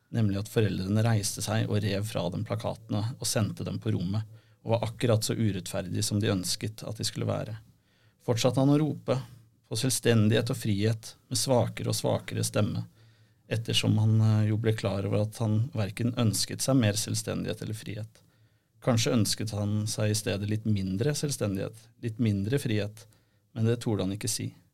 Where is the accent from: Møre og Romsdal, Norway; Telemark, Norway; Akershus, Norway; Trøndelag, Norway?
Akershus, Norway; Rykkinn; Jeg er jo også fra Rykken